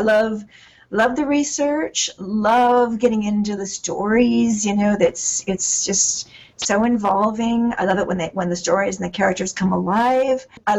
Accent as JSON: {"language": "English", "region": "California", "country": "United States", "said": "all my stuff has been set in California so far. Of course, even going to the Grand Canyon, I'm leaving my home state."}